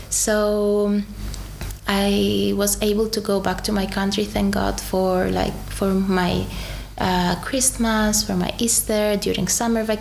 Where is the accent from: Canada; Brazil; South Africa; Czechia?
Czechia; I grew up kinda in Czech Republic. Mm-hmm. I became who I am as an adult mm.